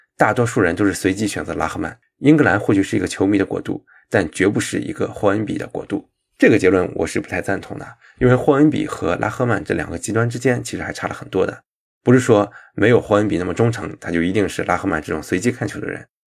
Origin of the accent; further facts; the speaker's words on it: Shandong, China; also born or lived in United Kingdom; now in Shanghai, China; 我骨子里仍然以自己是山东人为傲，虽然山东这个地方让我恨还是比较多的。我也一辈子不可能回去生活了，但是我也不以出生于山东为耻